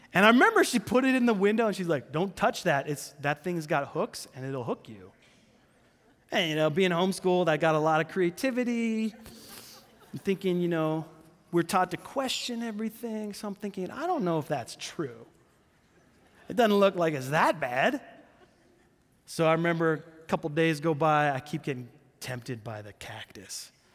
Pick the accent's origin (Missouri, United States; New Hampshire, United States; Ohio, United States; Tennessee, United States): New Hampshire, United States; I'm from New Hampshire